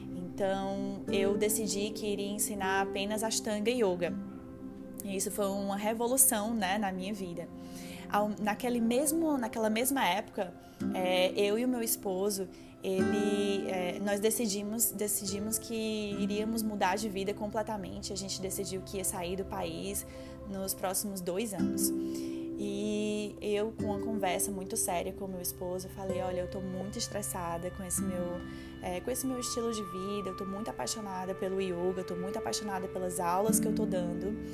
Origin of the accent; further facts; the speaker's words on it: Fortaleza, Ceará, Brazil; moved away; em uma empresa grande lá em Fortaleza, onde eu, de onde eu vim